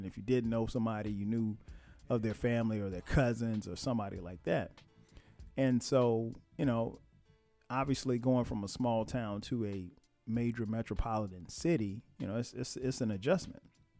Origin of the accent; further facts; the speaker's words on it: Florence, South Carolina, United States; I grew up in Florence, South Carolina. And Florence isn't a big place. I mean, maybe 70, 80,000 people maybe at this time.